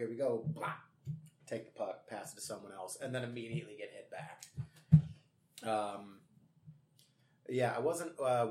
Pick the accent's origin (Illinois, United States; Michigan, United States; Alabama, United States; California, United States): Illinois, United States; Streamwood; also born or lived in Elgin, Illinois; I was from Streamwood, but then I went to high school in Elgin at Larkin High School